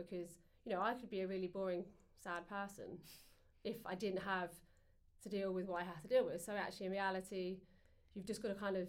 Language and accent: English; England, United Kingdom; So obviously we fed them because we're English, you know, that's what you